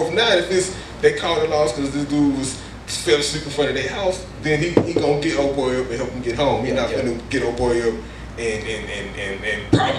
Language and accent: English; Missouri City, Texas, United States; I'm from Mo City, right? So we in the hood, I'm in Quill Valley.